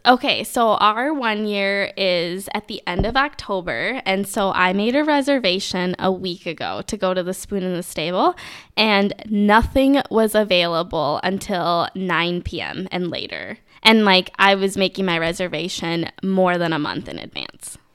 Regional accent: Minneapolis–Saint Paul, Minnesota, United States; I'm from the Twin Cities

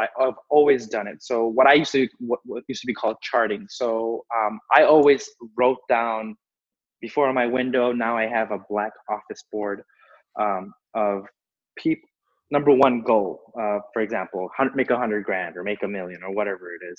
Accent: Chicago, Illinois, United States; I was born and raised here in Chicago, raised in Chicago. I'm a Chicago guy

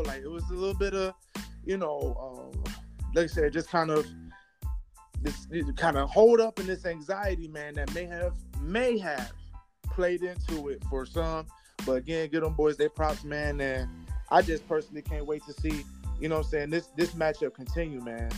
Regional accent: Detroit, Michigan, United States; I'm from Detroit

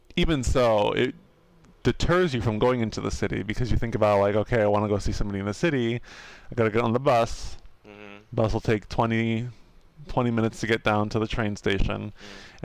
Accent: United States; we're American

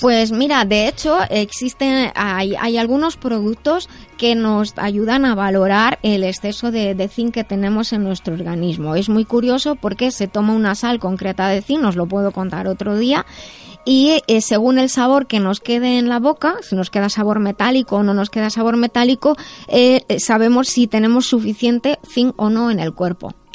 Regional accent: Madrid, Community of Madrid, Spain; soy de Madrid

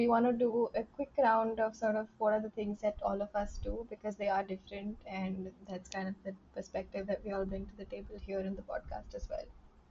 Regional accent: India; I'm from the India team of Play Talk Change.

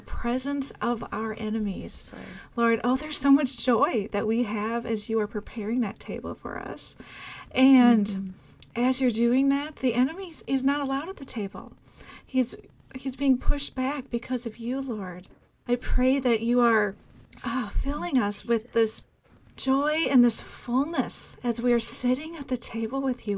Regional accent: Minnesota, United States; my home state of Minnesota.

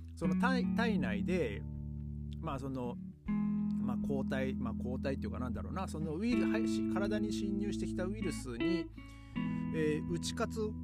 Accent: Japan; now in Germany; 唯一の日本人なんで

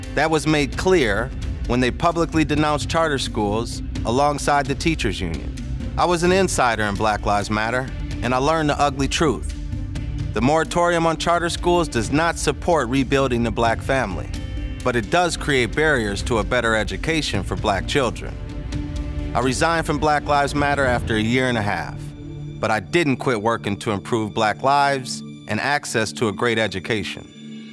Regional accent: Minneapolis, Minnesota, United States; I was born in Minneapolis in nineteen eighty-five. We called the North Side home at that time, eighteenth and Queen

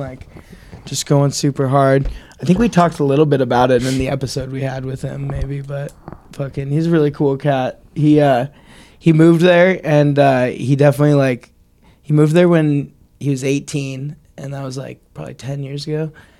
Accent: Arkansas, United States; I'm from Arkansas.

